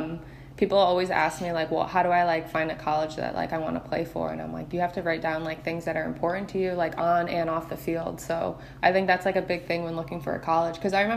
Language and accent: English; Detroit, Michigan, United States; now in Bradenton, United States; So my parents actually, like, we moved from Detroit to Florida, like Bradenton. So like we live like 20 minutes from IMG